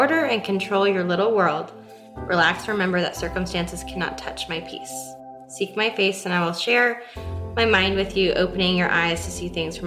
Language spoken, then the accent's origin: English; Des Moines, Iowa, United States; I was born and raised in Des Moines, Iowa